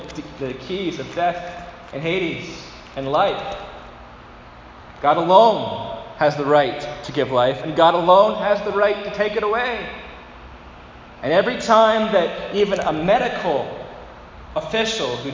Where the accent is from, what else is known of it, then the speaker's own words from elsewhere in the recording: Dresden, Ontario, Canada; I grew up in Dresden, Ontario, which many people confuse with Dryden. I've never been to Dryden, but I grew up in Dresden